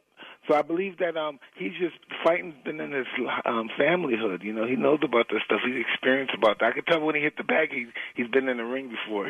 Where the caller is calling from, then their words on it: Nevada, United States; I'm in Nevada.